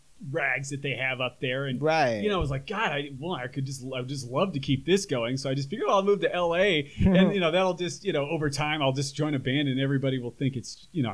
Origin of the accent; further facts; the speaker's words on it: Oakland, California, United States; also born or lived in Chico, California; now in Los Angeles, United States; I'm from Oakland, California.